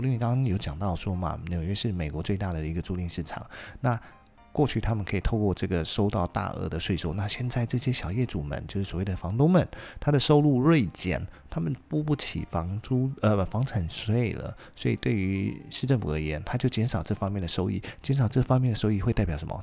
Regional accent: Taiwan; 我们台湾人普遍能够讲出来

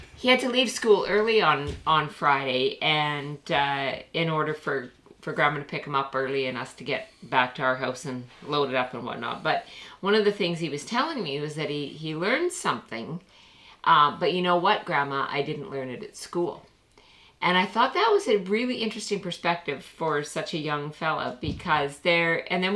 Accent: Canada; We're Canadian

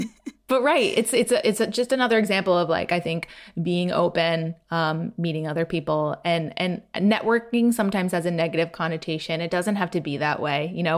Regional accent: United States; now in London, United Kingdom; You know, I'm an American living in London.

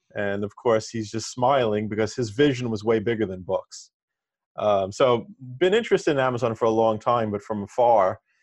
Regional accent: New York City, New York, United States; I'm from Staten Island, New York, and I attended a pre-engineering high school

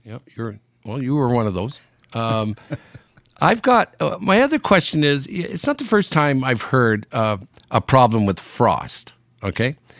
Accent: Sudbury, Ontario, Canada; moved away; I'm in my hometown, Sudbury, in Northern Ontario

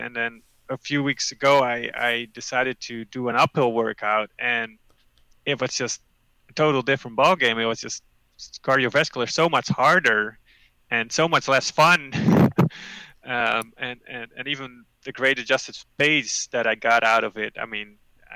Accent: Netherlands; moved away as an adult; now in Amherst, United States; Growing up in the Netherlands

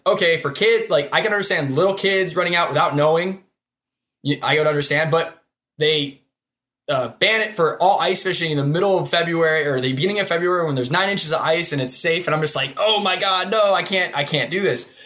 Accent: Hudson, Ohio, United States; I'm from Hudson, Ohio, resident there for somewhere around twenty-one years, or twenty-two years

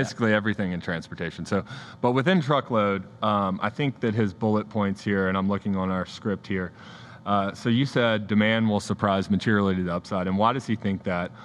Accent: United States; as an American

